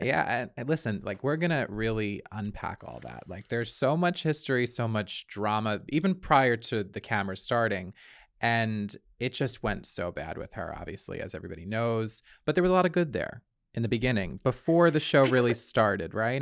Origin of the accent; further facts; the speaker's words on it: Long Island, New York, United States; I grew up on Long Island